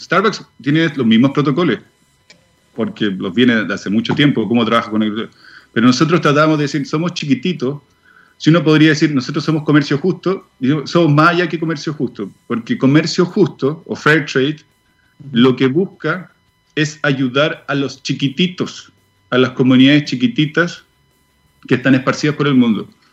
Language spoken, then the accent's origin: Spanish; Chile; moved away as an adult; also born or lived in Switzerland; nosotros nos fuimos, con mi señora nos fuimos de Chile hace cinco años atrás, no, hace más, ya casi diez años atrás, a Suiza